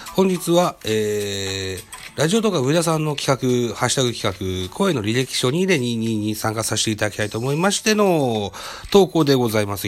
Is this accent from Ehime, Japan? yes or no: no; Shimane, Japan; 出身地は島根県でございます。生まれも育ちも現在も島根県に住んでございます。